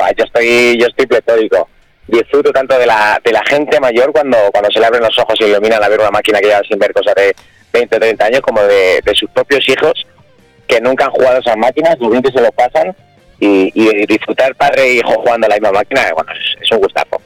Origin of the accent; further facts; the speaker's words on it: Mota del Cuervo, Castilla-La Mancha, Spain; also born or lived in Campo de San Juan